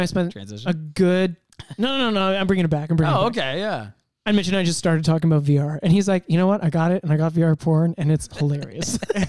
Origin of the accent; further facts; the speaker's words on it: Ottawa, Ontario, Canada; now in Toronto, Canada; I grew up in Ottawa.